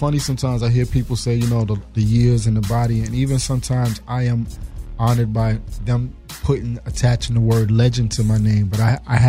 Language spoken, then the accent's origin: English; New York City, New York, United States; we grew up together in the Bronx. I grew up in the projects next door to his family, the council.